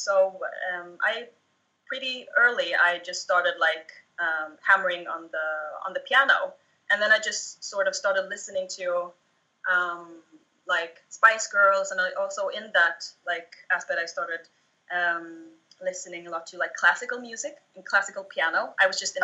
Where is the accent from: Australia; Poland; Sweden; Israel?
Sweden; Småland; I grew up in the south of Sweden in an area called Småland